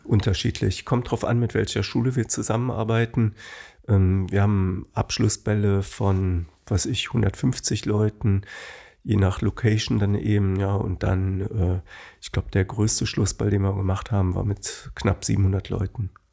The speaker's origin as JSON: {"language": "German", "town": "Bonn", "region": "North Rhine-Westphalia", "country": "Germany", "tie": "born or raised there", "said": "ich bin in Kessenisch, Höhe Haribo aufgewachsen"}